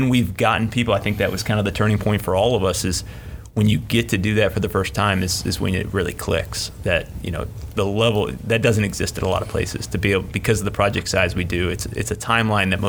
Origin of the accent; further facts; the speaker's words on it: Inverness, Florida, United States; came I came from an like, extremely small town, so